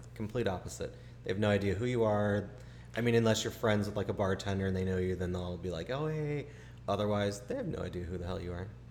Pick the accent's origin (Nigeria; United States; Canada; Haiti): United States; Chicago, Illinois; moved away; growing up in Chicago with high school